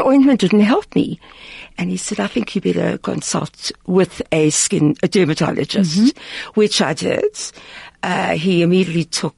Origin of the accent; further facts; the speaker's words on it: Cape Town, Western Cape, South Africa; I'm from Cape Town